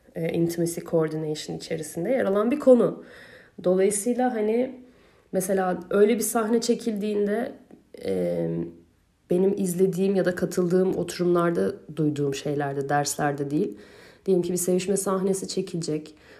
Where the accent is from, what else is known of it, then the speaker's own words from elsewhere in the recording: Turkey; ben Türkiye'li biri olarak